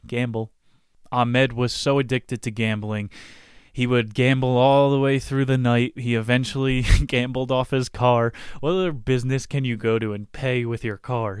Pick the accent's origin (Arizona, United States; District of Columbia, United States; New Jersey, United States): New Jersey, United States; I grew up in Chris Christie's state where New Jersey, Johnson and Johnson, the headquarters is.